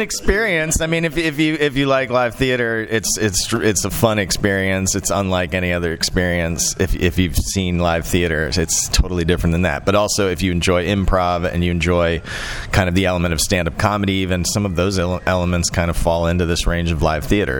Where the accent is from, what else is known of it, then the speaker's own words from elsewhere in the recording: Orlando, Florida, United States; moved away; also born or lived in Asheville, North Carolina; I grew up in Orlando